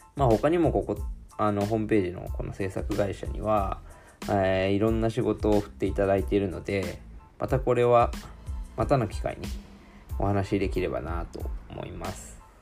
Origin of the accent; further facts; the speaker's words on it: Shizuoka, Japan; 私は静岡生まれ静岡育ち